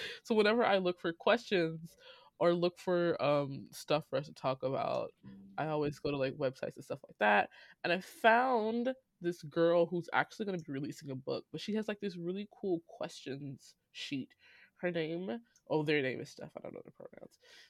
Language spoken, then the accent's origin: English; Illinois, United States; now in Georgia, United States; That's my home state. It's a Republican state